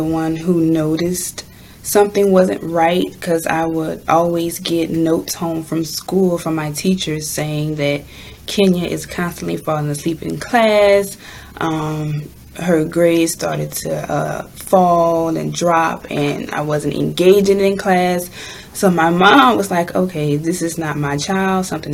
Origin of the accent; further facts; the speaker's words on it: Louisiana, United States; I am from Louisiana